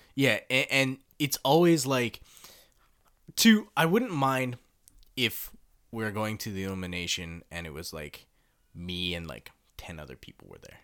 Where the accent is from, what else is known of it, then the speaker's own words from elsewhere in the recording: Canada; moved away; also born or lived in Kawasaki, Japan; I come from Canada.